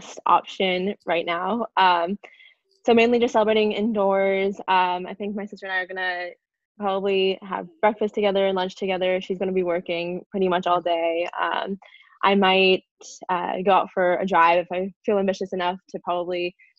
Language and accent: English; Los Angeles, California, United States; moved away as an adult; now in Menlo Park, United States; I'm originally from Los Angeles, but once I moved to college for undergrad, my parents actually moved to Nevada